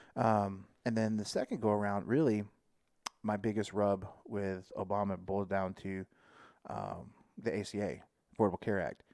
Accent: Texas, United States; as a Texan, you know, like, I'm a Texan first

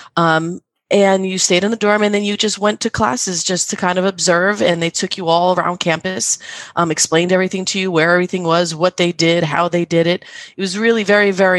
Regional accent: New Jersey, United States; I'm from New Jersey.

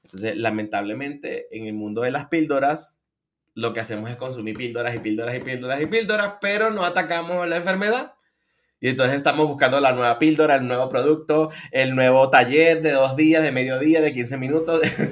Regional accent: Venezuela; moved away as an adult; now in Colombia; soy venezolano y vivo en Colombia desde hace unos ocho añitos

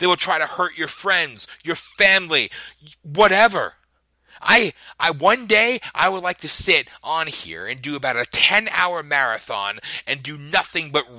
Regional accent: United States; I love being an American.

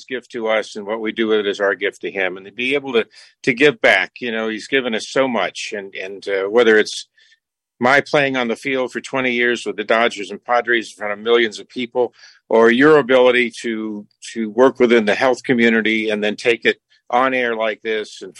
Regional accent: Tampa, Florida, United States; I grew up in Tampa, Florida

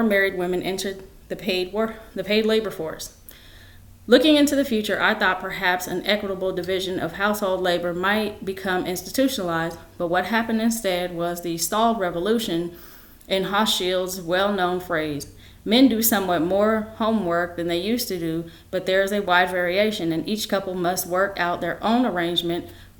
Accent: United States; I am African American

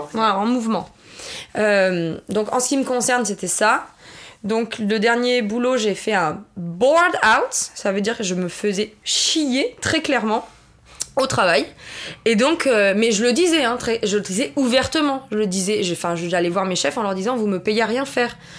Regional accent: southern France, France; moved away; also born or lived in New York; Je suis pas originaire de Paris. Je suis du sud de la France.

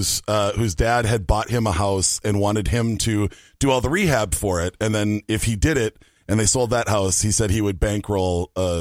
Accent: Minneapolis, Minnesota, United States; Born and raised in South Minneapolis.

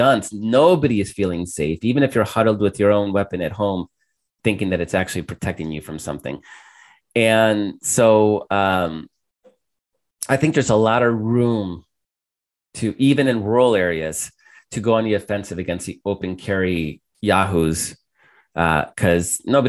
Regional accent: El Salvador; moved away; I grew up in El Salvador

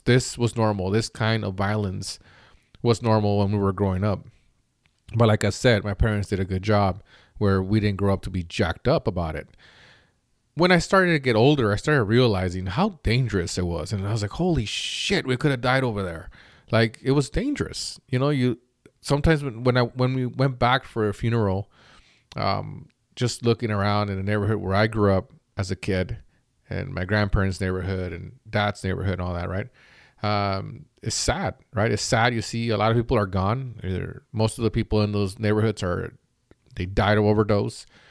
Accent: Mexico; now in United States; I grew up in an okay neighborhood growing up in Mexico where before we moved to the United States

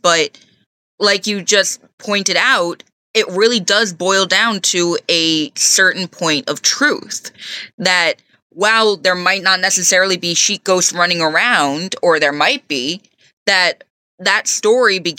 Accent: Stony Point, New York, United States; I grew up in Stony Point, so I grew up hearing all the story

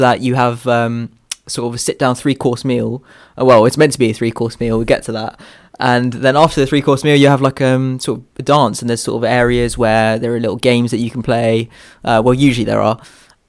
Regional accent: India; Well, I mean, you're not from India, bro. I'm legit from India.

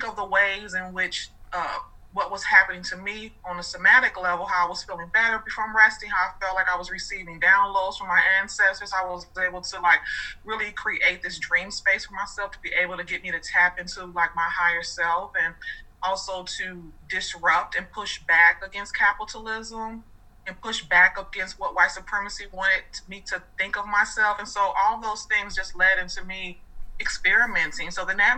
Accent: Chicago, Illinois, United States; moved away as an adult; now in Atlanta, United States; I was born in Chicago, grew up there my entire life. I now live in Atlanta

